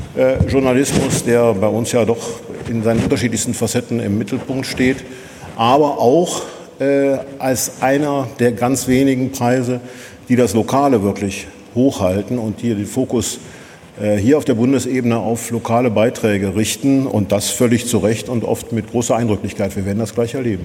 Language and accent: German; Rhineland, Germany; Ich sage das als Rheinländer.